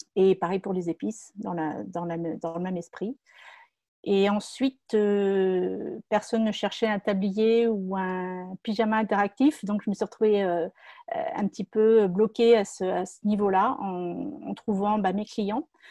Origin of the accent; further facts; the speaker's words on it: Moret-sur-Loing, Île-de-France, France; je suis originaire de Moret-sur-Loing en Seine-et-Marne